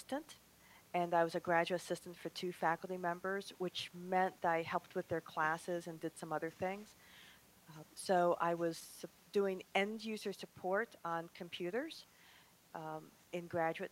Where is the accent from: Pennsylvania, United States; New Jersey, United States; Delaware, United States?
Pennsylvania, United States; Harrisburg; also born or lived in Elmira, New York; now in New York, United States; I'm originally from Harrisburg, Pennsylvania